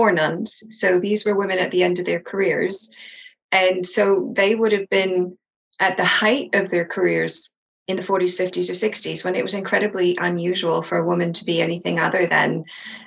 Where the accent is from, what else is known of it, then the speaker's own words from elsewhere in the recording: East Coast of Canada, Canada; moved away as an adult; now in London, United Kingdom; I grew up in the East Coast of Canada